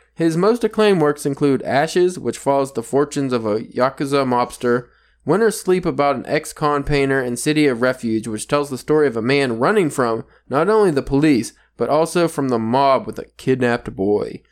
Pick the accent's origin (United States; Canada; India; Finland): United States; I'm from America